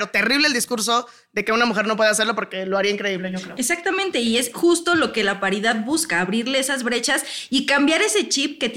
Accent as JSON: {"language": "Spanish", "region": "Morelos", "country": "Mexico", "said": "Yo soy de Morelos, justamente."}